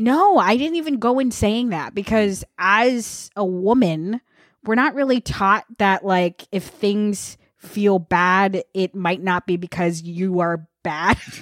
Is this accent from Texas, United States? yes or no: no; Vermont, United States; I grew up in Vermont